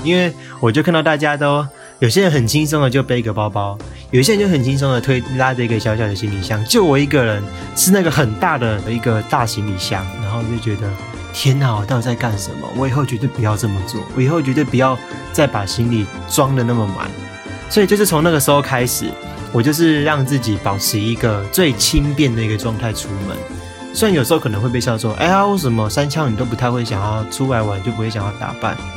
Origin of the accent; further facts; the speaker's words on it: Tainan, Taiwan; 我本身是台南人，然后我在台南读书嘛